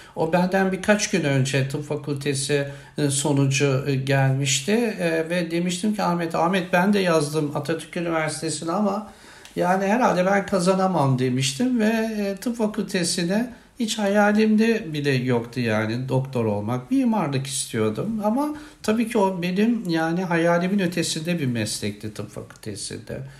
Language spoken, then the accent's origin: Turkish; Samsun, Turkey; moved away as an adult; also born or lived in Erzurum; Samsun'a gidecektim kendi memleketime